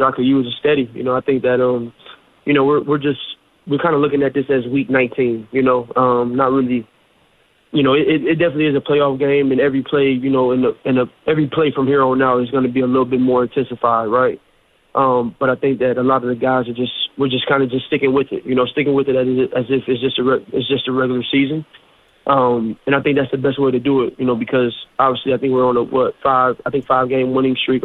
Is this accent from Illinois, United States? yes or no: yes; Illinois, United States; now in Buffalo, United States; I'm originally from Illinois.